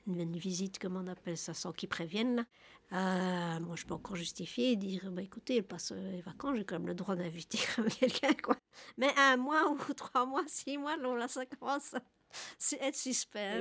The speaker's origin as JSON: {"language": "French", "town": "Nivelles", "region": "Wallonia", "country": "Belgium", "said": "je suis de Nivelles"}